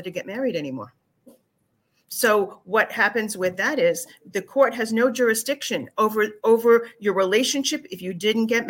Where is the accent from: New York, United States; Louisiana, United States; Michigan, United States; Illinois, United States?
New York, United States; Long Island; moved away as an adult; now in Florida, United States; I'm a Long Islander